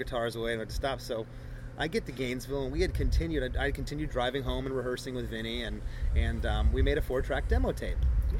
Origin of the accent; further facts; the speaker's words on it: England, United Kingdom; I'm from England, so I'm not racist.